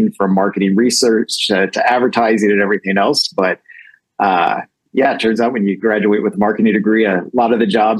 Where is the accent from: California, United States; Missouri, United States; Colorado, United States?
Missouri, United States; rural; moved away as an adult; now in Los Angeles, United States; I actually grew up in the Midwest in a pretty small town in the state of Missouri. In rural Missouri, a couple hours south of St. Louis.